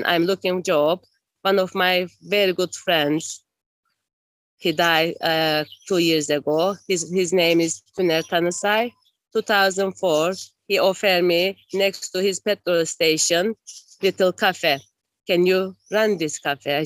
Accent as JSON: {"language": "English", "town": "Esentepe", "country": "Cyprus", "tie": "born or raised there", "also_born_or_lived": "Turkey / Nicosia", "said": "When I was 1 year old, my family moved to Cyprus and we're living in Esentepe nearly 46 years. And I go to school from here"}